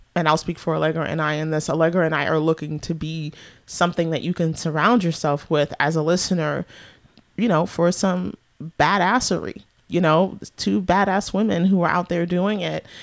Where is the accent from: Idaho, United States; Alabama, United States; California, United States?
California, United States; San Francisco Bay Area; moved away as an adult; also born or lived in New York City / Washington, D.C.; I was born and raised here